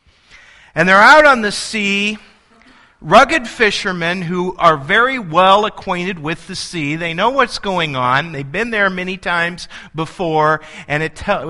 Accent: El Paso, Illinois, United States; I grew up in El Paso, Illinois, and El Paso has a population of 2,700

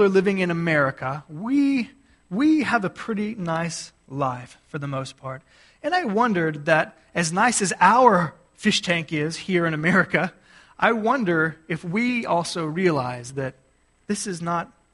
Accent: Gulf Coast of Texas, United States; moved away; I grew up on the Gulf Coast of Texas

